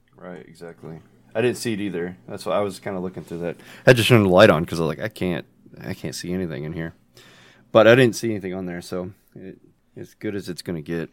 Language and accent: English; United States; accent: American; My accent is American